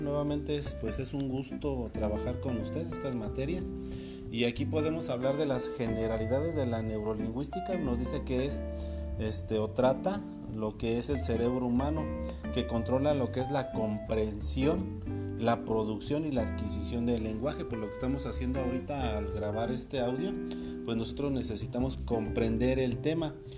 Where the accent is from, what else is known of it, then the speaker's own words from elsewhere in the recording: Mexico; aquí nosotros en México podemos decir, ah, pues es que hablamos español